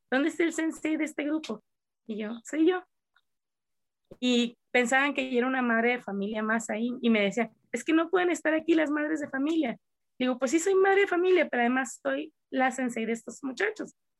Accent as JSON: {"language": "Spanish", "region": "Coahuila", "country": "Mexico", "said": "nosotros somos de Coahuila, que está a cierta altura a nivel del mar"}